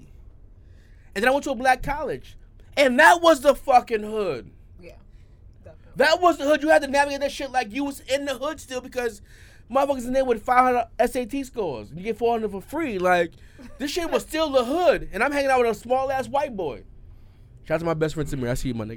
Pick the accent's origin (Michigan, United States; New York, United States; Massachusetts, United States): New York, United States; Poughkeepsie; I grew up in Ravenswood Projects